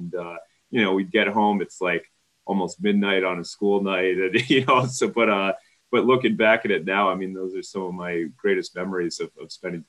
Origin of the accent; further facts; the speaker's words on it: Minnetonka, Minnesota, United States; also born or lived in Denver, Colorado; now in Phoenix, United States; Grew up in a suburb of Minneapolis. Grew up in Minnetonka, Minnesota.